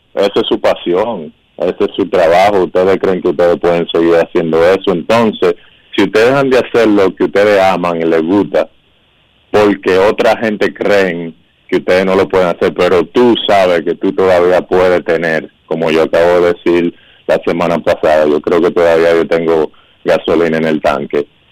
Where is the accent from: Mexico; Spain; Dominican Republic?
Dominican Republic; now in United States; mi país, en la República Dominicana